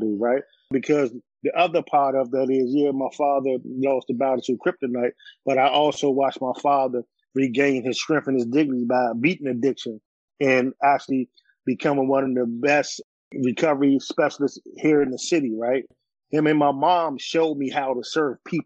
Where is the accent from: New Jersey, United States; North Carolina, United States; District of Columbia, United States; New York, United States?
District of Columbia, United States; Washington; born and raised near Washingtonian. Been residing in Ward 8 my whole entire life